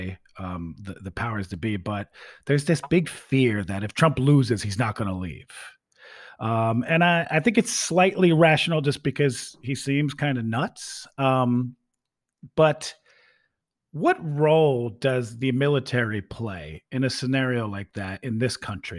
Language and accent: English; Bucks County, Pennsylvania, United States; born or raised there; moved away; also born or lived in Philadelphia, Pennsylvania / Princeton, New Jersey